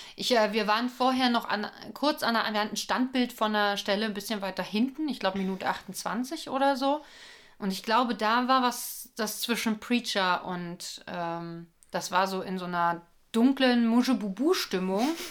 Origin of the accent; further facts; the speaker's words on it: Berlin, Germany; Wir sind ja Berliner